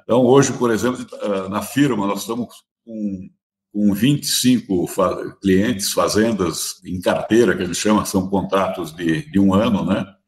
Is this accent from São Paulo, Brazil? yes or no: yes; São Paulo, Brazil; eu sou paulistano, né? Nascido na Bela Vista, vida e criado